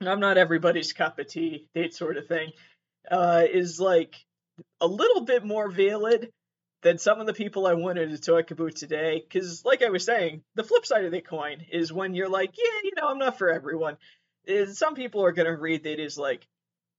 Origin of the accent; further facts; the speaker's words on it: Massachusetts, United States; I was born and raised in Massachusetts, and I am there right now, currently